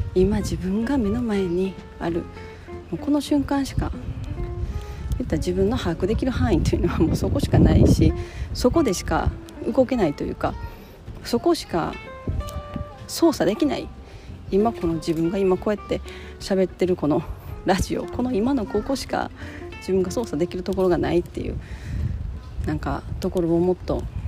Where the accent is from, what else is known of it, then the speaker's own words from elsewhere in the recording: Japan; moved away; 私は日本人だし日本で生まれてるし日本の親に育てられてる